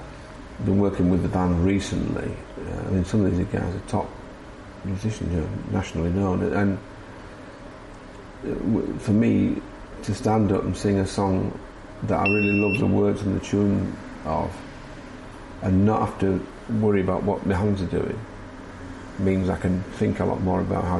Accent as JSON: {"language": "English", "town": "Scarborough", "region": "Yorkshire and the Humber", "country": "United Kingdom", "tie": "born or raised there", "said": "I grew up in teenage years in Scarborough"}